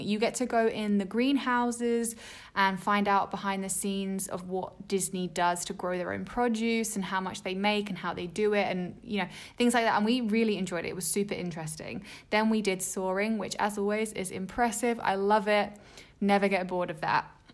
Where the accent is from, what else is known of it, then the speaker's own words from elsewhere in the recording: England, United Kingdom; I grew up in England